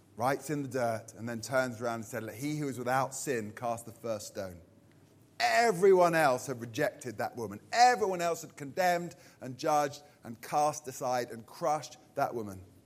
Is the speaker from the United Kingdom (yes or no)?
yes; Purley, London, United Kingdom; I'm from Purley, Surrey